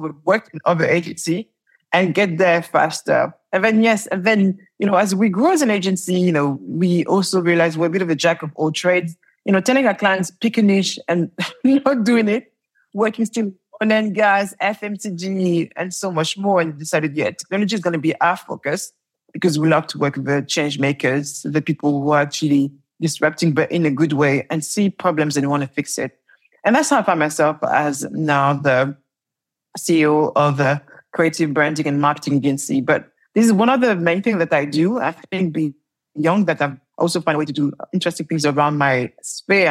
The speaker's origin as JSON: {"language": "English", "town": "Paris", "region": "Île-de-France", "country": "France", "accent": "French", "second_language": "English", "moved": "yes", "lives_now": "London, United Kingdom", "said": "I am French and I left Paris, the ghetto of Paris."}